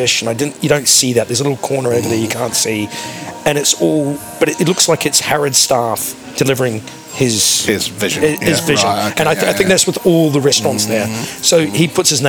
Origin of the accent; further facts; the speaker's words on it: New Zealand; I'm a Kiwi